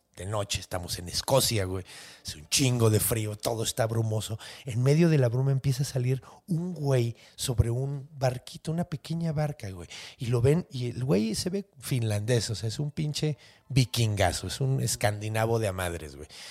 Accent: Ciudad Juárez, Chihuahua, Mexico; yo crecí en, en Juaritos

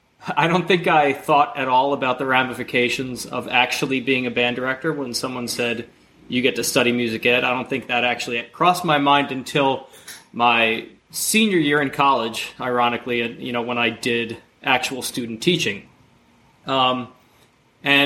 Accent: New Jersey, United States; I'm from New Jersey originally

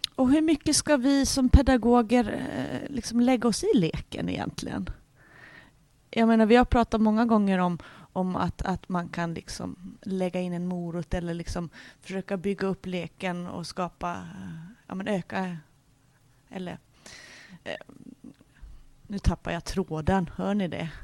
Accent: Norrland, Sweden; jag är ju från Norrland och där har vi mycket vinterlek

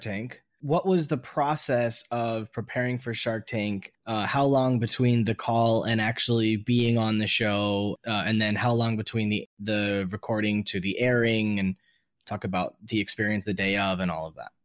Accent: Miami, Florida, United States; I think as an American from other parts of America, being from Miami

